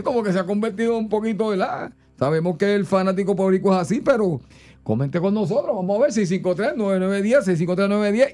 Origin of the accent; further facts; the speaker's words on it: Puerto Rico; como buenos boricuas